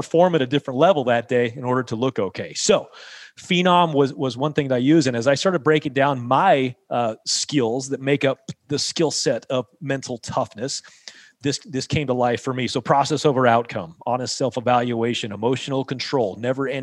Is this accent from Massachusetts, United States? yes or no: no; St. George, Utah, United States; in St. George here in my hometown